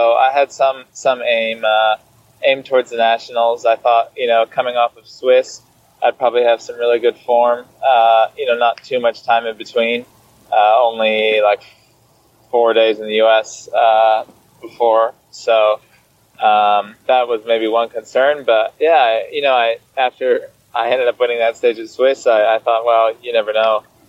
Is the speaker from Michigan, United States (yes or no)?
yes; Michigan, United States; moved away; I used to do this like Tuesday night group ride in my hometown